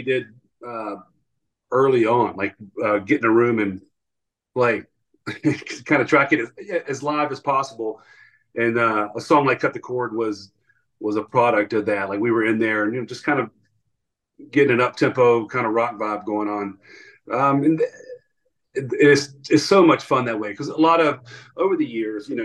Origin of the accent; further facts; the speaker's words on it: Atlanta, Georgia, United States; Yeah, so we grew up in Georgia. We were born and raised in Atlanta